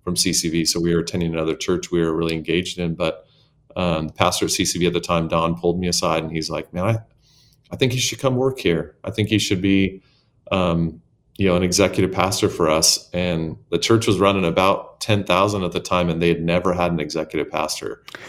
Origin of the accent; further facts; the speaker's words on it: Arizona, United States; I grew up in a s, very small town in Arizona.